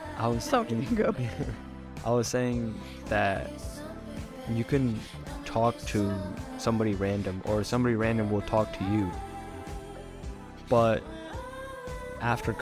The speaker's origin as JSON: {"language": "English", "country": "United States", "said": "I'm the American"}